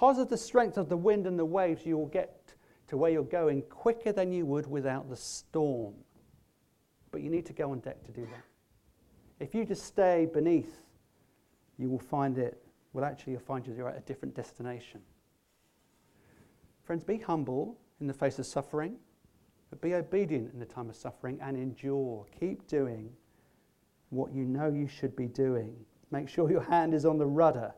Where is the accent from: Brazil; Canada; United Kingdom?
United Kingdom; England; we're English